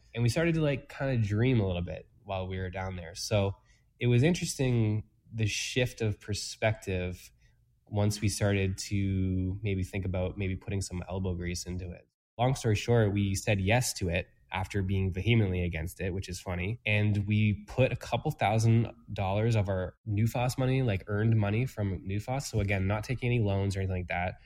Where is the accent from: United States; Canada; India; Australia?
Canada; Toronto, Ontario; moved away as an adult; now in Peterborough, Canada; I'm not originally from Peterborough, um, from the GTA. So I moved here